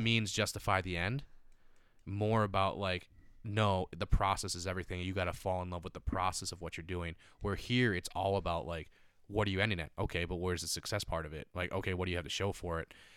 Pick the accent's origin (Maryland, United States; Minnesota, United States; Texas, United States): Minnesota, United States; Stillwater; moved away; also born or lived in Santa Monica / Venice / Manhattan Beach; I'm from Stillwater, a very tourist-driven, like, experience kind